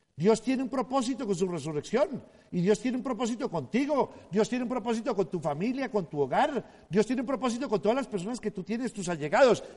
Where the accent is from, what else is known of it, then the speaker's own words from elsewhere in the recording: Colombia; Nací un 9 de abril en, uno de los aniversarios de la muerte de Jorge Elías el Gaitán